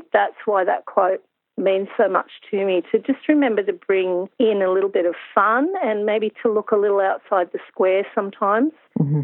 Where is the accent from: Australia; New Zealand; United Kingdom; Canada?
Australia; Hunter Valley, New South Wales; I'm from the Hunter Valley